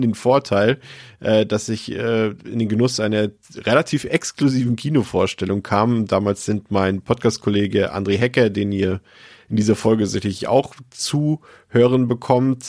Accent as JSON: {"language": "German", "region": "Baltic coast", "country": "Germany", "said": "ich komme ja vom Meer, also ich, ich komme von der Ostsee, ich bin quasi im Krabbenbrötchen geboren"}